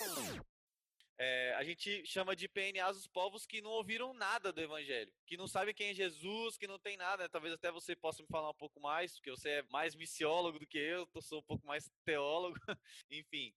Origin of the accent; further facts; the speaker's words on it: Vitória, Espírito Santo, Brazil; now in Atibaia, Brazil; Também sou de Vitória do Espírito Santo